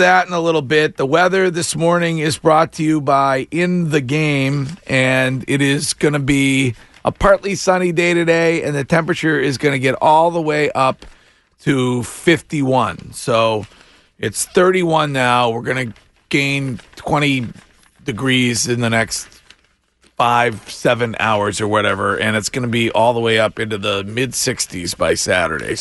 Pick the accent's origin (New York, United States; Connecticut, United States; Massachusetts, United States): Massachusetts, United States; Stow; my hometown, Stowe, Massachusetts